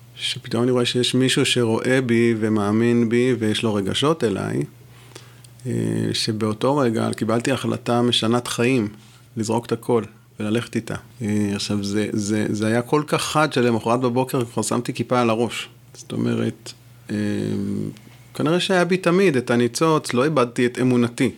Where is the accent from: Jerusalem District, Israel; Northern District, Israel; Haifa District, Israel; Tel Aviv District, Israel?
Jerusalem District, Israel; Jerusalem; first language French; moved away as an adult; also born or lived in Gush Katif; חזרתי לירושלים